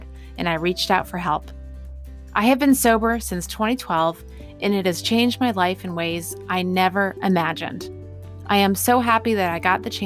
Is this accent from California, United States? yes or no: no; New Jersey, United States; my home state of New Jersey